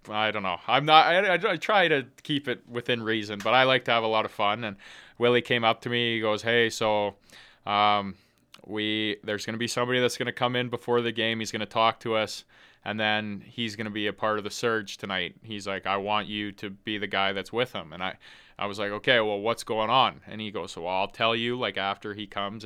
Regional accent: Edmonton, Alberta, Canada; being from Edmonton

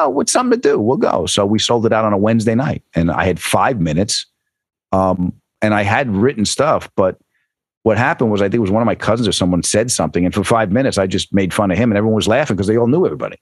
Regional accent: Huntington, New York, United States; also born or lived in Queens; I was born in Queens and raised in Huntington, Long Island.

